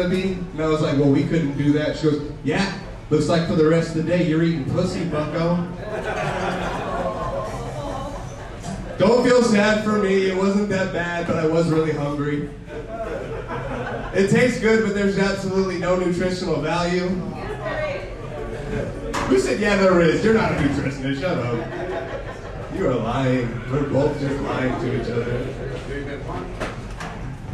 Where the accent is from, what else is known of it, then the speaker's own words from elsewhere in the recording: Pleasanton, California, United States; I grew up in Pleasanton